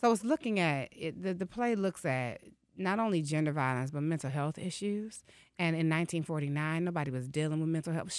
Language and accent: English; Detroit, Michigan, United States; so as a poet in Detroit, I grew up in the Cafe Mahogany era of spoken word here.